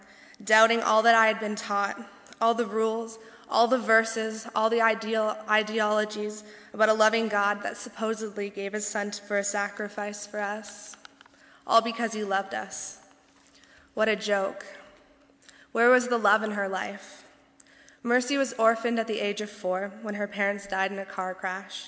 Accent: Tennessee, United States; accent: southern; moved away as an adult; also born or lived in northern Indiana; now in Indiana, United States; I'm so proud to be from Tennessee

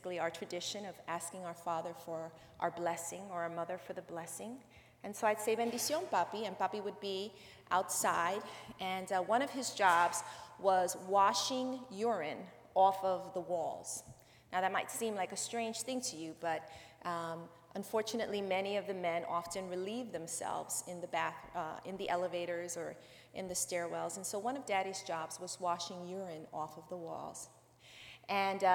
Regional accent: New York City, New York, United States; I was born and raised in the South Bronx, New York.

